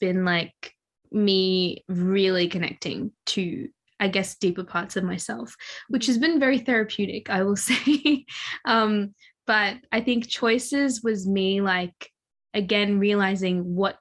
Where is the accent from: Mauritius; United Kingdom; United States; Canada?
Mauritius; moved away; I'm from Mauritius